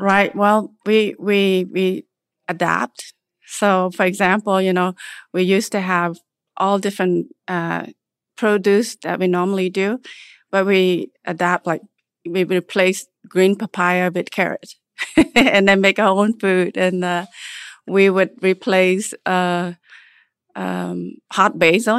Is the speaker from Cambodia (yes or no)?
yes; Cambodia; also born or lived in Nebraska, United States; now in United States; I was born in Cambodia, and came here to United State, uh, after surviving the genocide in nineteen seventy-nine.